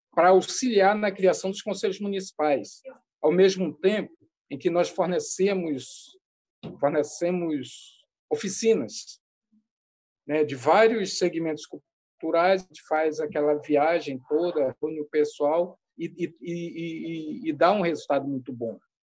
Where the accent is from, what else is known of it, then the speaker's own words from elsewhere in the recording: Amazon, Brazil; also born or lived in Roraima; como boa amazônida